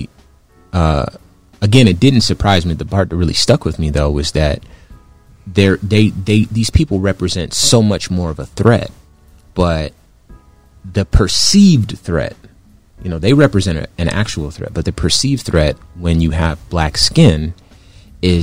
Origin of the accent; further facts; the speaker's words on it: Compton, California, United States; I was born in Compton. When I was born, it was the 80s. So I grew up in Compton, 80s Compton